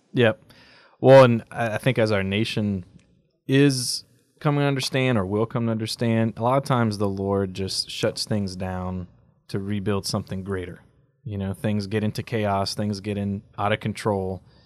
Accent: United States; as American Catholics

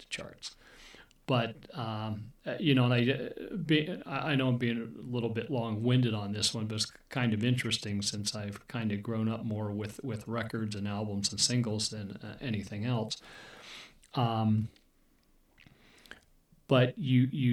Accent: Erie, Pennsylvania, United States; I grew up in Erie, Pennsylvania

